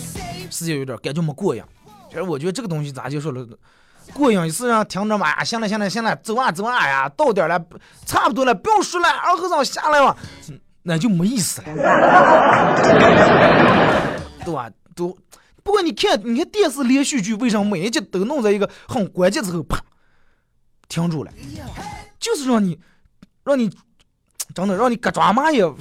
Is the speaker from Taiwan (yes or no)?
no; Inner Mongolia, China; accent: Hetao dialect; 我说河套方言，其实根本不是河套方言，河套地方军大了，最多的算八门话、八门方言。